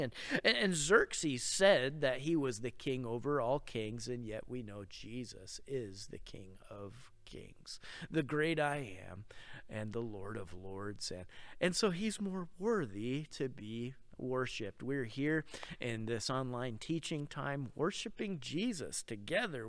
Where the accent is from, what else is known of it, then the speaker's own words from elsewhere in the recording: Rochester, New York, United States; now in Oregon, United States; I grew up in Rochester